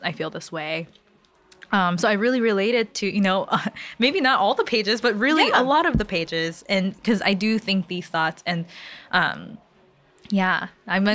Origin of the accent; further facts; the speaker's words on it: California, United States; I'm from California